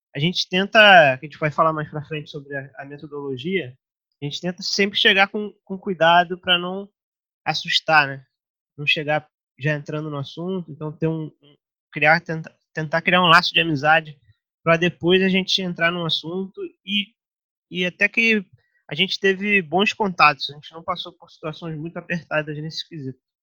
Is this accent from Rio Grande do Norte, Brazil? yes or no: no; São Gonçalo, Rio de Janeiro, Brazil; a gente cresceu em São Gonçalo